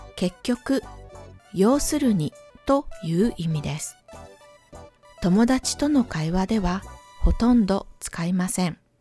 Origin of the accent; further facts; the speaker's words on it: Ehime, Japan; moved away; 私の地元 は愛媛県です